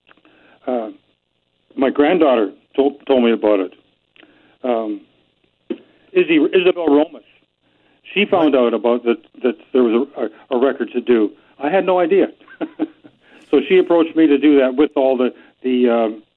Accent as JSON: {"language": "English", "town": "Leamington", "region": "Ontario", "country": "Canada", "tie": "born or raised there", "moved": "yes", "lives_now": "British Columbia, Canada", "said": "I was from Leamington, Ontario. That's where I went to high school"}